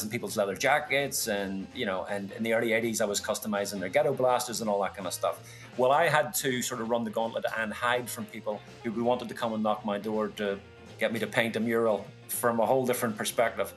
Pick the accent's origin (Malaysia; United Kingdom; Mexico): United Kingdom; Belfast, Northern Ireland; I grew up in East Belfast in a Protestant area